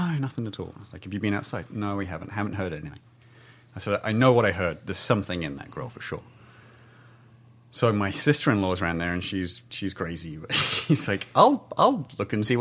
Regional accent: England, United Kingdom; now in Southern California, United States; I grew up in England where it's bunny rabbits and squirrels

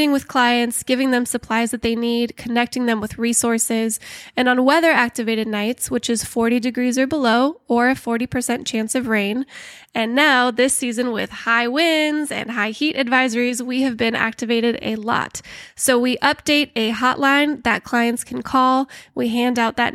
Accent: Pasadena, California, United States; I was born and raised here in Pasadena

